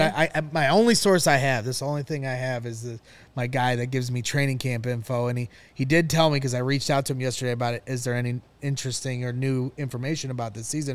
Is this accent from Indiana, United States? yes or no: yes; Northwest Indiana, United States; I'm from Northwest Indiana